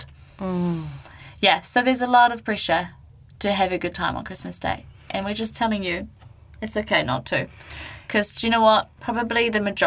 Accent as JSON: {"language": "English", "region": "Gisborne", "country": "New Zealand", "tie": "born or raised there", "moved": "yes", "said": "my hometown to Gisborne"}